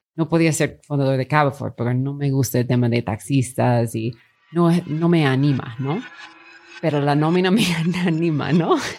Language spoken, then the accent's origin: Spanish; Long Beach, California, United States; Spanish is a second language; moved away as an adult; also born or lived in Peru / China / Mexico City; Yo estudié mi colegio y high school en como Los Ángeles